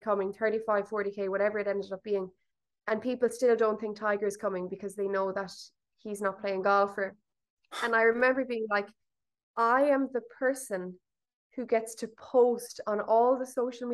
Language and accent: English; Limerick, Munster, Ireland; I'm from Limerick